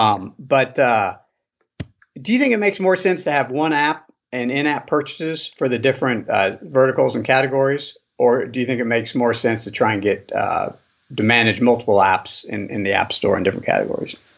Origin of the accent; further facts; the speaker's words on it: Boise, Idaho, United States; I'm from Boise, Idaho